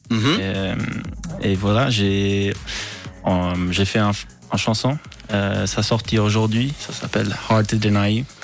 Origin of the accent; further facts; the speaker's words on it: Quebec, Canada; accent: Quebec; c'est mon vrai accent